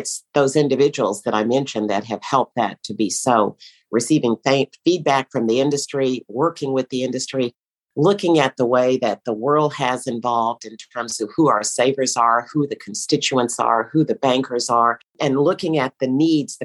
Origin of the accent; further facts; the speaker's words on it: Schulenburg, Texas, United States; moved away as an adult; also born or lived in Austin, Texas / Washington; my hometown, very small town in Schulenburg, Texas, where I grew up